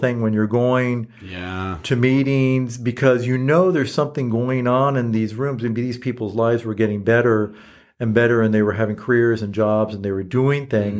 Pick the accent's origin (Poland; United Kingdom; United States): United States; Los Angeles, California; I grew up in Eagle Rock.